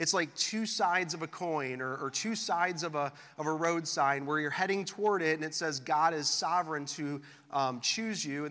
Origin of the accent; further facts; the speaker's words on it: West Bloomfield, Michigan, United States; moved away as an adult; also born or lived in Austin, Texas; I grew up here in West Bloomfield. I grew up going to West Bloomfield High School just down the street